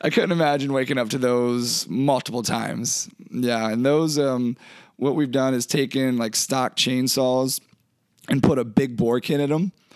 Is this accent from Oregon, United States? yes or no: no; Eastern Shore of Maryland, United States; moved away as an adult; also born or lived in Maine; now in Alaska, United States; I'm originally from Maryland